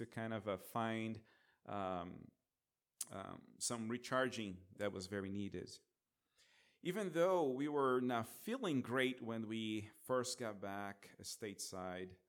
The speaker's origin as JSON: {"language": "English", "country": "Brazil", "moved": "yes", "said": "I'm from Brazil."}